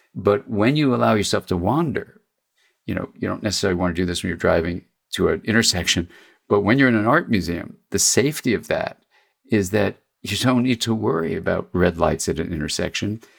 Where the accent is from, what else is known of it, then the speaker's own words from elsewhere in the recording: Los Angeles, California, United States; I grew up in Los Angeles